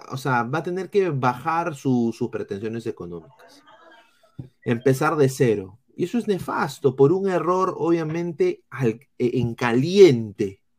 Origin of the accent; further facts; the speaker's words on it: Peru; A ver, pero si nosotros hiciéramos lo mismo con uno del plantel rival, la sanción se haría igual siendo nosotros peruanos.